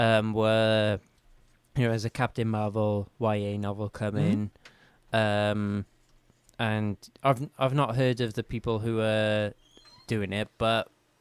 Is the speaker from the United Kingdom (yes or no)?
yes; Wales, United Kingdom; as a Welshman